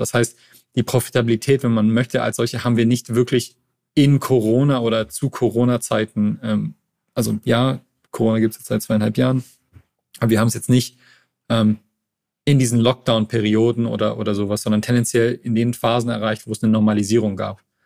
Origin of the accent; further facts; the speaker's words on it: Montreal, Quebec, Canada; now in Berlin, Germany; ich komm aus Montreal, also ist, eine, ist eine Großstadt